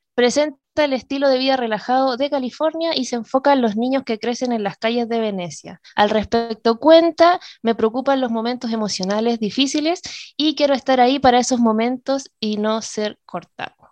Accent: Iquique, Tarapacá, Chile; moved away; desde Iquique, mi tierra natal

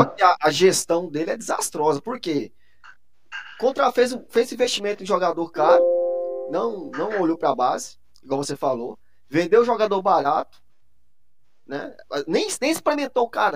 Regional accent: Goiás, Brazil; moved away; da minha terrinha lá, lá de Goiás

